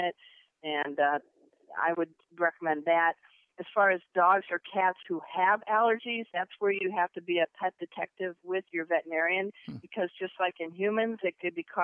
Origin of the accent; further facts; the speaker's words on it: Crown Point, Indiana, United States; also born or lived in California / San Diego; now in Dallas, United States; I was born in Crown Point, Indiana